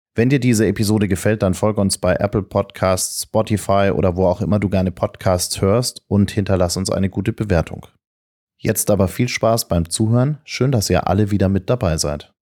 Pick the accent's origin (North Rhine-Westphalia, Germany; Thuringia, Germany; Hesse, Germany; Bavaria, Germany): Bavaria, Germany; Munich; ich komme aus München